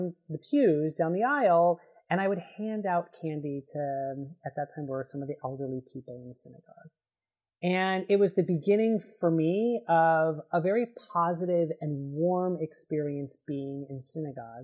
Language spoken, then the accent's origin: English; Los Angeles, California, United States; moved away as an adult; also born or lived in Rhode Island; now in Berkeley, United States; I grew up in Los Angeles